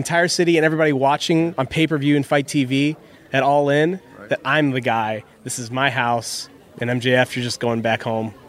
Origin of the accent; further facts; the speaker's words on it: Chicago, Illinois, United States; I'm in my hometown of Chicago. This is my backyard.